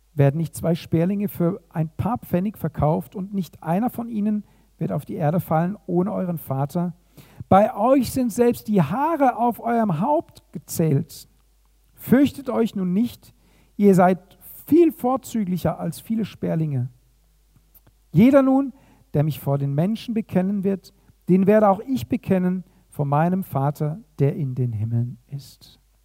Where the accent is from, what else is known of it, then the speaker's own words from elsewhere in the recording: Germany; hier bei uns in Deutschland